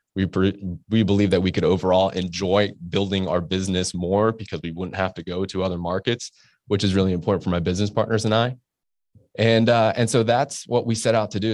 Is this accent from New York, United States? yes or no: no; Orlando, Florida, United States; moved away as an adult; also born or lived in Pittsburgh; now in Jacksonville, United States; I grew up in Orlando and, uh, went to the University of Florida